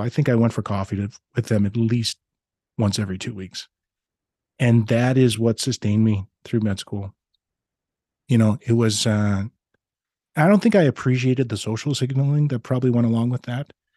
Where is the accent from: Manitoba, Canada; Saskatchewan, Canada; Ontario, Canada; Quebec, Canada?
Saskatchewan, Canada; Regina; now in Grande Prairie, Canada; I grew up in Regina, Saskatchewan